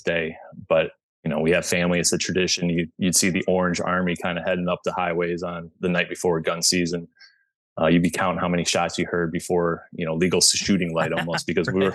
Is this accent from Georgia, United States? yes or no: no; Michigan, United States; moved away as an adult; now in Chicago suburbs, United States; I'm originally from Michigan, but I live in the, now I've lived in the southwestern most suburbs of Chicago for about the last 7 years